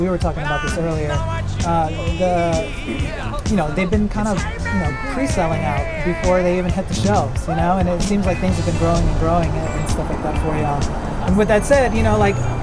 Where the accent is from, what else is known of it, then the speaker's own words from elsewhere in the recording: Austin, Texas, United States; I'm from Austin.